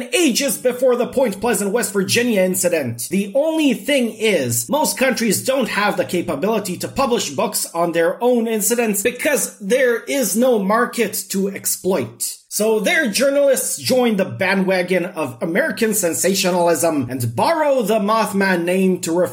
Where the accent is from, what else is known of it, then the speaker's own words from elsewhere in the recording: Serbia; English is a second language; moved away; I am Serbian